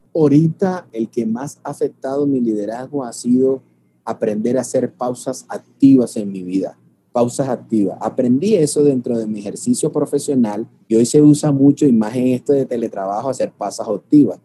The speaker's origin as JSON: {"language": "Spanish", "town": "Barranquilla", "region": "Atlántico", "country": "Colombia", "tie": "born or raised there", "moved": "as an adult", "lives_now": "Medellín, Colombia", "said": "salir de mi ciudad natal, que es la ciudad de Barranquilla, Colombia, y estoy radicado en Medellín"}